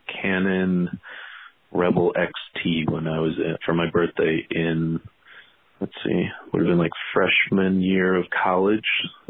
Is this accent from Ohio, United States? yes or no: no; just outside of Chicago, Illinois, United States; I grew up just outside of Chicago, still live in the Chicago area